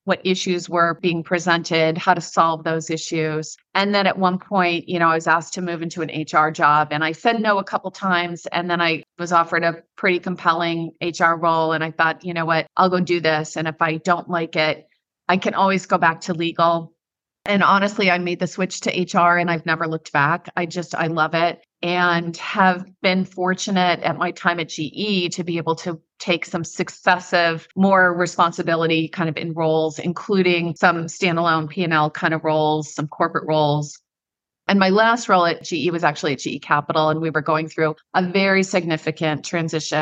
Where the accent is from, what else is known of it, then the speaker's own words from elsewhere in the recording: Midwest, United States; moved away; also born or lived in East Coast / West Coast / Ireland; I'm a Midwesterner. I've lived on the East Coast and the West Coast, lived in Ireland for a year. At my core, I'm a Midwesterner